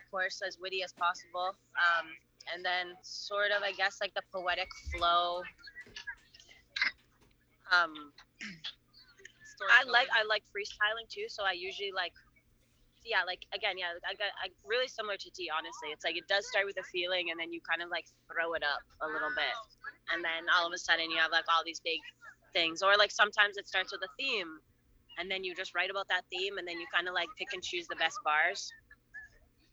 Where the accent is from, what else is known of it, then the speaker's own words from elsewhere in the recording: Canada; moved away; I'm from Canada